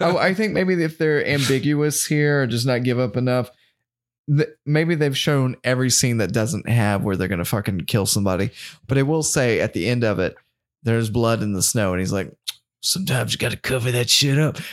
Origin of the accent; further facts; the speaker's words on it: the South, United States; we're from the South